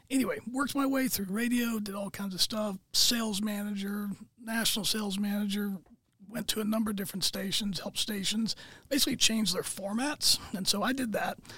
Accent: San Antonio, Texas, United States; I call San Antonio, Texas home because

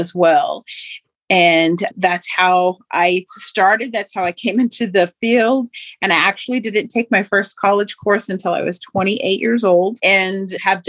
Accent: Oklahoma, United States; also born or lived in Moore, Oklahoma; I grew up in Oklahoma and had lived in a small town and within my tribal community

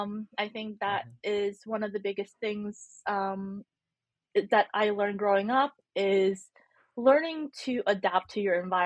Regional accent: Bacolod, Western Visayas, Philippines; born there; So I was born in the Philippines in, I don't know if I want to say tiny town. It's not a town, it's a city. It's called Bacolod City, or well known as the City of Smiles in the island of Negros Occidental

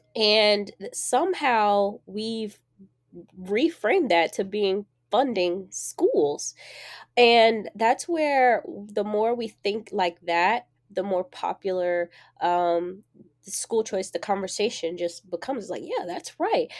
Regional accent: Jacksonville, Florida, United States; I grew up in Jacksonville, Florida, on the east side, and people from Jacksonville, we say out east

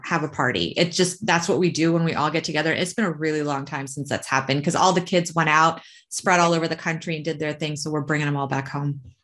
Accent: United States; we're American

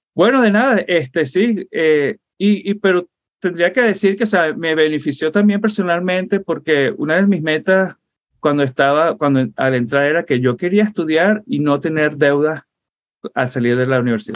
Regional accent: Puerto La Cruz, Anzoátegui, Venezuela; also born or lived in Caracas, Venezuela / Fort Lauderdale, Florida, United States; now in United States; Y entonces yo pasé la infancia, y crecí, para mí Venezuela es el oriente. Yo crecí en Puerto La Cruz, en Barcelona

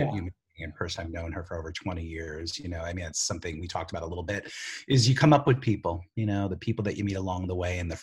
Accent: New York, United States; moved away as an adult; also born or lived in Georgia; now in Los Angeles, United States; I was born in Georgia, raised in New York, didn't know my dad till I was 14 years old

